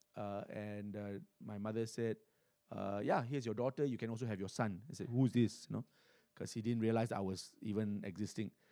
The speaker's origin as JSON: {"language": "English", "country": "Singapore", "tie": "born or raised there", "said": "I was born in Singapore, uh, and, uh, back in nineteen seventy, uh, in a hospital, uh, called Kandang Kerbau."}